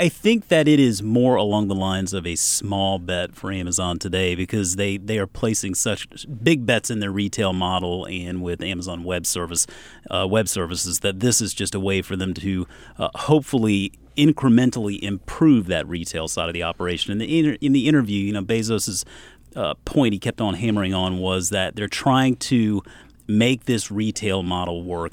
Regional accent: Charleston, United States; growing up in Charleston, Krispy Kreme was the place to get donuts

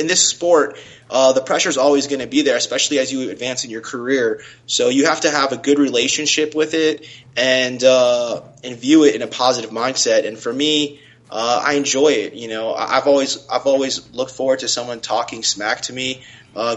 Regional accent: South Florida, United States; also born or lived in Tallahassee, Florida; I'm born and raised in South Florida. I went to grade school here, high school here.

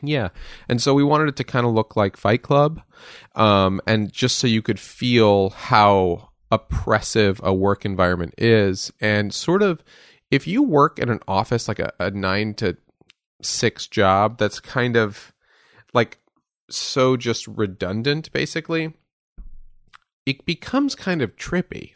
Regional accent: Westchester, New York, United States; I grew up in Westchester, New York

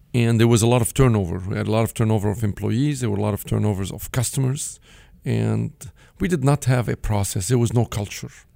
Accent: Beirut, Beirut Governorate, Lebanon; English is a second language; moved away; I grew up in Beirut, Lebanon, from a modest, uh, upbringing

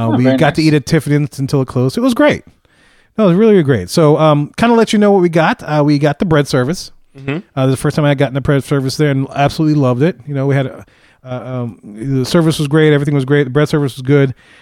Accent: Philippines; I'm Filipino

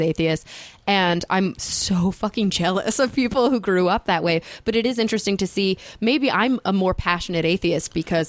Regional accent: the Bible Belt, United States; growing up in the Bible Belt

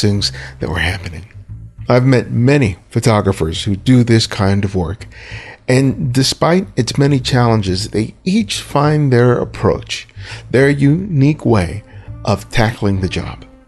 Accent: Los Angeles, California, United States; I grew up in Los Angeles, the home of Hollywood

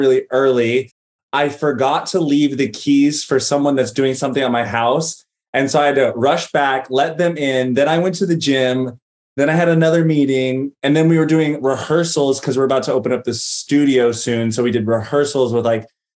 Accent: Greensboro, North Carolina, United States; moved away as an adult; also born or lived in Los Angeles, California; we settled and planted roots in Greensboro, North Carolina. I'm really grateful I grew up in the South and had that experience. And I left at 22

